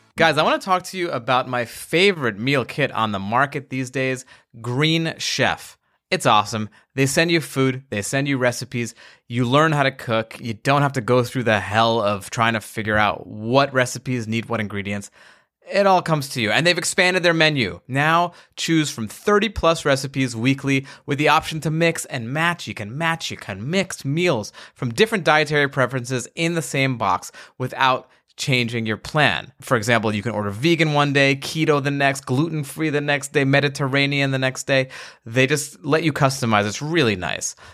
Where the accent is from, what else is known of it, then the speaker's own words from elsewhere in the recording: Long Island, New York, United States; I grew up in Long Island as well